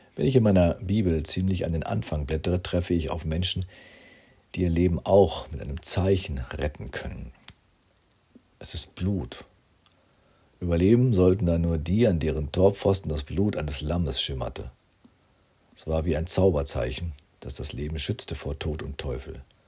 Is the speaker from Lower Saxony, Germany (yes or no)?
yes; Rinteln, Lower Saxony, Germany; Ich wohnte damals als Schüler in meinem Heimatort Rinteln in diesem viertältesten Fachwerkhaus Niedersachsens